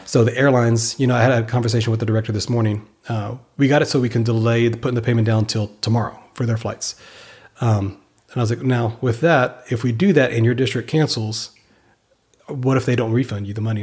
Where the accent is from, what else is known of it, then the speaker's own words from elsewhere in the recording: Victoria, Texas, United States; moved away; also born or lived in Austin, Texas / Pflugerville, Texas; when I was growing up in Victoria